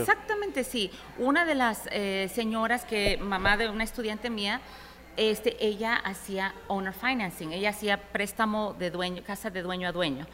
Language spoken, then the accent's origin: Spanish; Houston, Texas, United States; also born or lived in New York City, New York, United States; nos mudamos de Nueva York a Houston en los 80, principios de los 80